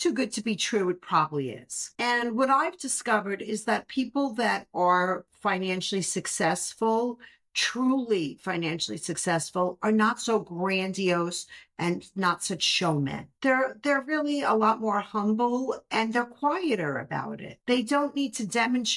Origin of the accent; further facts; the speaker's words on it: New York City, New York, United States; I grew up in Brooklyn